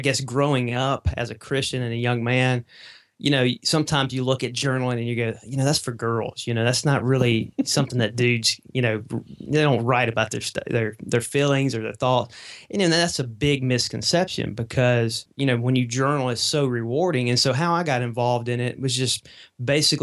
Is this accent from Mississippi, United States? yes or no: yes; Mississippi, United States; accent: Southern; I'm down here in Mississippi, and so you may can tell from my accent a little bit